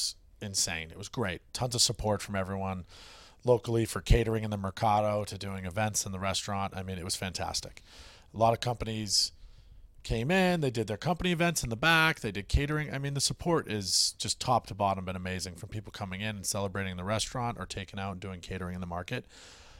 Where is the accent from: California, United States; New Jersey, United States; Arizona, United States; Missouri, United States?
New Jersey, United States; Westwood; especially in my hometown